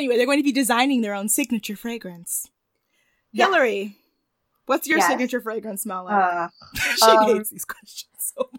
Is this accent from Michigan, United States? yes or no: yes; Michigan, United States; And I'm from Michigan.